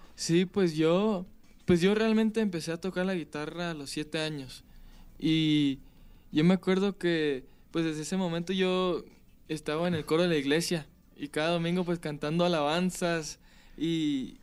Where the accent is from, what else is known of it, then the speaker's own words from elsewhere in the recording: Palm Springs, California, United States; Yo soy de California, nací en California